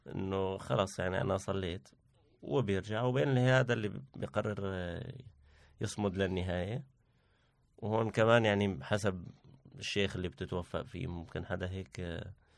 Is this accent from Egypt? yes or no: no; Syria; now in Turkey; معروفة عنا كسوريين